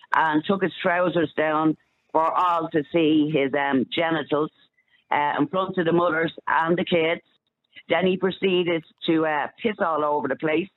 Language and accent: English; Ireland; I'm Indigenous Irish